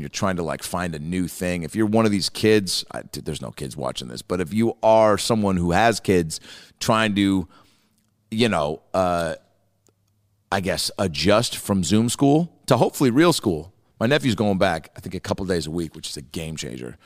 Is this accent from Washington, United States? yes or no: yes; Seattle, Washington, United States; moved away; I go, Seattle